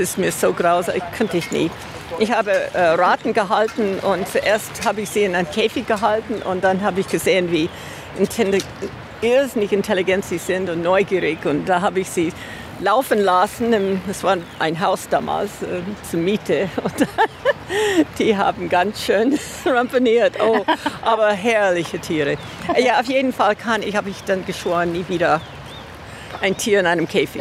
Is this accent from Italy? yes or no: no; on the Isar, Bavaria, Germany; wir sind hier an der Isar aufgewachsen